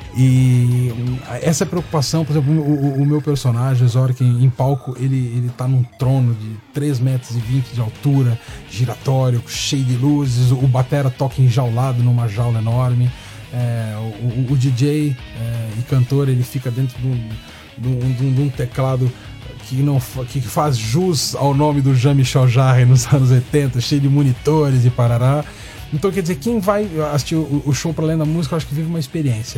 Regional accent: Brazil; sou brasileiro, estou com muito orgulho

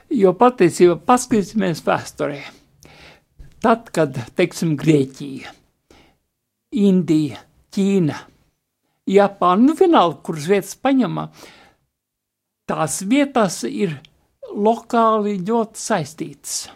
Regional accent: Tukums, Latvia; man bija kādi pieci gadi, mēs toreiz vecākiem dzīvojam Tukumā

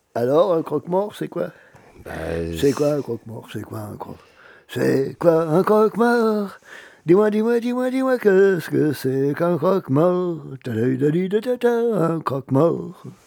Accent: Auvergne-Rhône-Alpes, France; moved away; also born or lived in Brittany; je suis né en Auvergne, je suis un peu plus occitan que breton.

